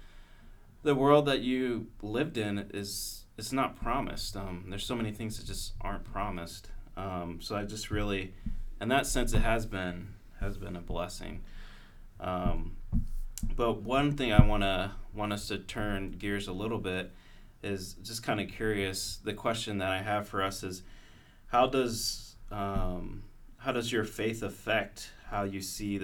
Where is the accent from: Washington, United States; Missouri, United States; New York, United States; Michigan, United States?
Missouri, United States; Kansas City; moved away; I'm originally from Kansas City, Missouri